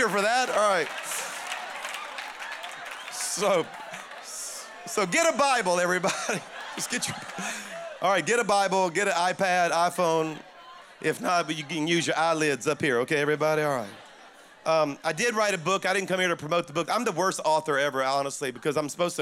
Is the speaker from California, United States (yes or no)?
no; South Louisiana, United States; moved away as an adult; now in Alabama, United States; I'm actually a Cajun from South Louisiana